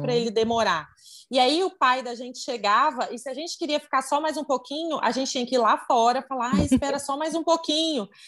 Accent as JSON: {"language": "Portuguese", "town": "Vitória", "region": "Espírito Santo", "country": "Brazil", "said": "sou de Vitória no Espírito Santo"}